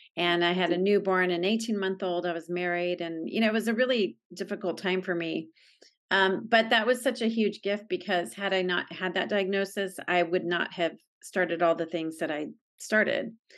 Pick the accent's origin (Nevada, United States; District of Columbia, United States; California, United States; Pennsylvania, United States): California, United States; San Diego; I grew up in San Diego and, um, I still live here